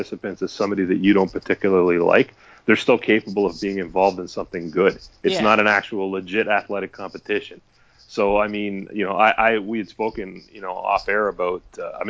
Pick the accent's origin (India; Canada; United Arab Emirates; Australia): Canada; Toronto, Ontario; I'm from Toronto